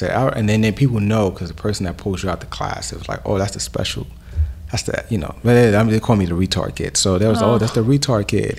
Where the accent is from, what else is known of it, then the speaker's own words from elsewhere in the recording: New York City, New York, United States; born there; first language Spanish; English is a second language; I spoke, my first language was Spanish. I learned English in school. And my parents, they're obviously language is Spanish predominantly. And they couldn't understand why. I was born in America. I was born in New York City.